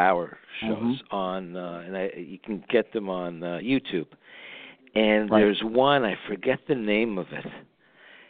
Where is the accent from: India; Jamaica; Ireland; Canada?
Canada; now in United States; I grew up in Canada